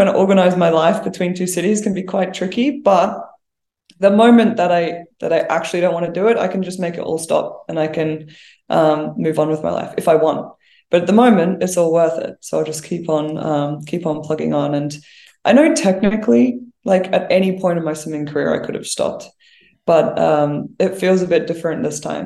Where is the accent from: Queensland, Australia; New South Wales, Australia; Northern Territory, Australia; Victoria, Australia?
Queensland, Australia; Brisbane; moved away as an adult; now in Canberra, Australia; I'm from Brisbane originally